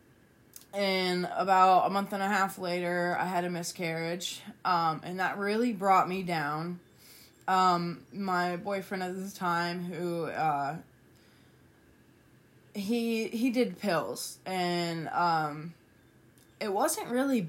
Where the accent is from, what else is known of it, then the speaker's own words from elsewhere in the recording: West Virginia, United States; also born or lived in Toledo, Ohio; I was born in Toledo, Ohio, moved to West Virginia when I was 3.